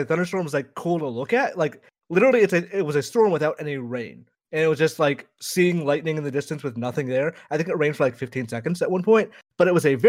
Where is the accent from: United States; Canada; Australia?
United States; Georgia; I'm from Georgia